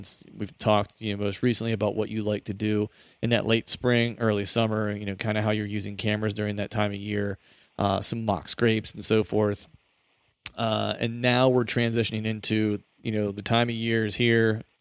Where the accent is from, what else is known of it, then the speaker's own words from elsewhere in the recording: Pennsylvania, United States; my home state in PA